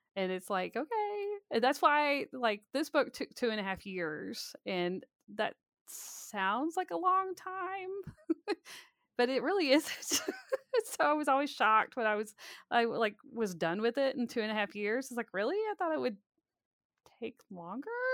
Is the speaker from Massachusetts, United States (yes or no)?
no; Birmingham, Alabama, United States; I grew up in Birmingham, Alabama